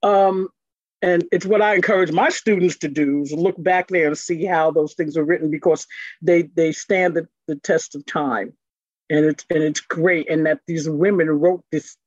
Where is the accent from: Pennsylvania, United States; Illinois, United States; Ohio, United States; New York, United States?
New York, United States; New York City; I grew up in Brooklyn